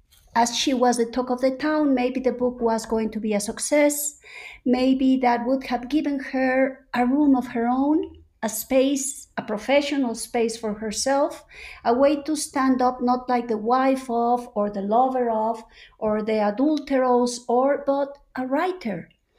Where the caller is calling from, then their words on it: Mexico City, Mexico; I'm calling in from Coyoacán in Mexico City, two blocks away from Frida Kahlo's house, where I normally spend half of the year.